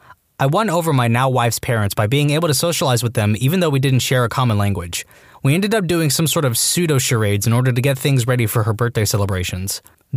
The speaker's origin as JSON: {"language": "English", "region": "the South", "country": "United States", "said": "It's just how I was raised and or Southern politeness, but it worked. As a Southerner myself, that's common courtesy."}